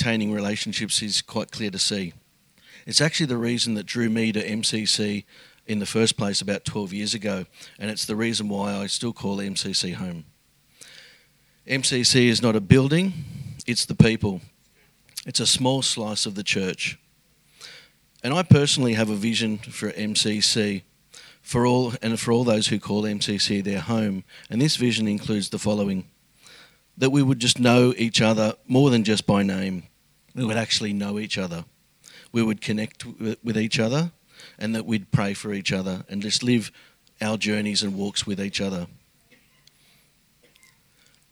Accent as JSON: {"language": "English", "town": "Sydney", "region": "New South Wales", "country": "Australia", "tie": "born or raised there", "moved": "as an adult", "lives_now": "Melbourne, Australia", "said": "I moved to Melbourne from Sydney several years ago, where I grew up in a family of seven."}